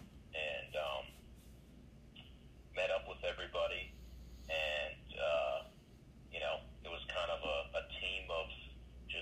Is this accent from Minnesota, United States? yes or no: yes; Moose Lake, Minnesota, United States; I grew up in Moose Lake, Minnesota, which is on the eastern side of the state